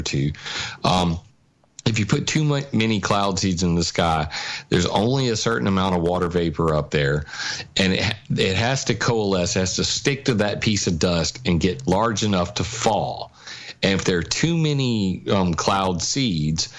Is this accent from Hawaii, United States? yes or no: no; Sumter, South Carolina, United States; here in my hometown of Sumter, South Carolina